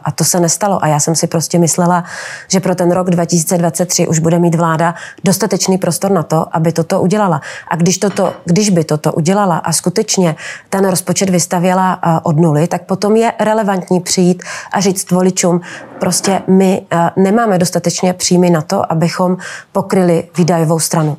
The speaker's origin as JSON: {"language": "Czech", "region": "Moravia", "country": "Czechia", "said": "taky jsem z Moravy"}